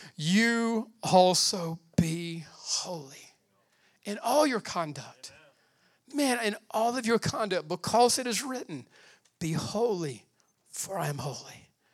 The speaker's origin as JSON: {"language": "English", "country": "United States", "said": "I'm American as they come."}